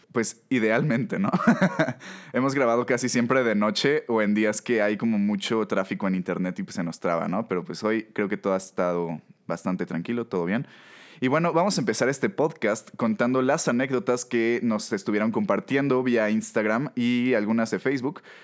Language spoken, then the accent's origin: Spanish; Mexico; como mexicanos